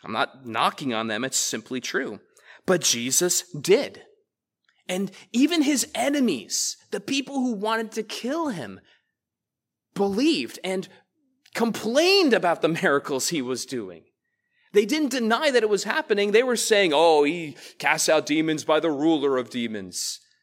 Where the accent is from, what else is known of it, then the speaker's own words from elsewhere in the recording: United States; I was raised to love this country